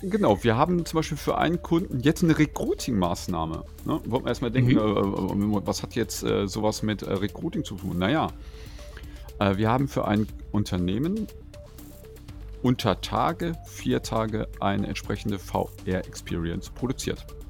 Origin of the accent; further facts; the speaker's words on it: North Rhine-Westphalia, Germany; moved away; in einem anderen Verlagshaus in meiner Heimatregion, wo ich mal herstamme, die Neue Westfälische